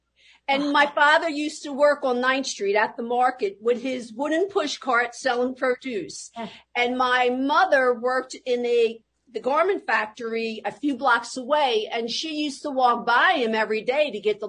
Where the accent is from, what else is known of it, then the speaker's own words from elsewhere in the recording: Philadelphia, Pennsylvania, United States; Well, Philadelphia was great, and that's when they all came. If they even landed at Ellis Island, they all came that following day right here to Philadelphia, South Philadelphia, and that's where the entire family lived.